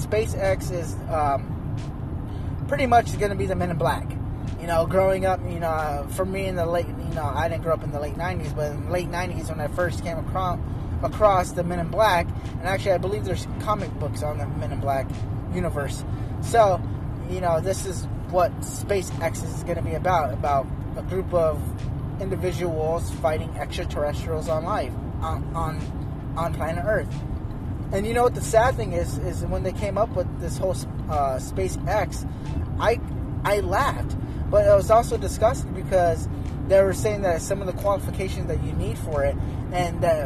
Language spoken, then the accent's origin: English; United States; as an American